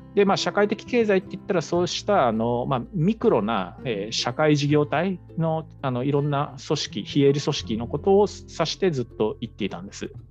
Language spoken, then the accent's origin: Japanese; Seto Inland Sea coastal and island area, Japan; moved away; 僕があの生まれ育った瀬戸内海の沿岸島し部